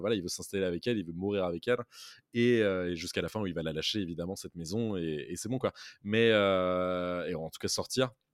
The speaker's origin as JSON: {"language": "French", "country": "France", "said": "en tant que français"}